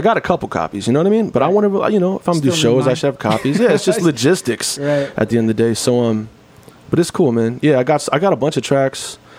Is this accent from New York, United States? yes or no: yes; New York, United States; And I grew up around New York in the 90s going to Fat Beats, and that's a big part of my introduction to independent music culture.